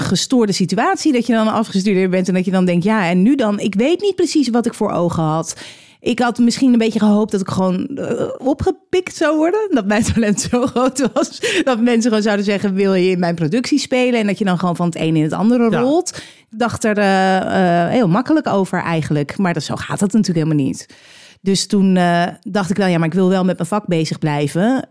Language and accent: Dutch; Edam, North Holland, Netherlands; Dat ik uit Edam kom